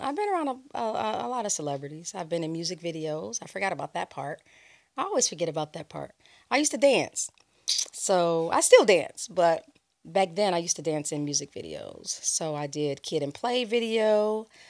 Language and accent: English; Los Angeles, California, United States; also born or lived in Chicago, Illinois; I grew up in Los Angeles, California. I was born in Chicago, raised in LA.